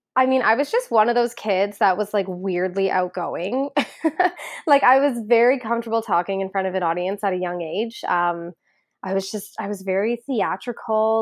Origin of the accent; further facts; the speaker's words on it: Ajax, Ontario, Canada; moved away as an adult; now in Toronto, Canada; I grew up in Ajax, Ontario